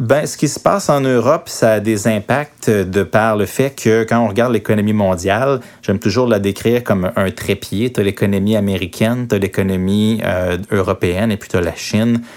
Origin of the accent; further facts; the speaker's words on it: Quebec, Canada; chez nous, au Québec